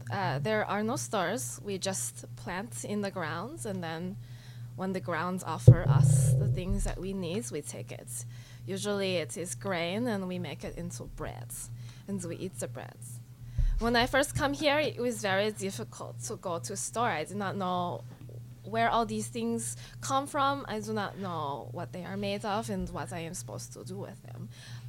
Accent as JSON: {"language": "English", "country": "Slovenia", "said": "But I remember I am from Slovenia."}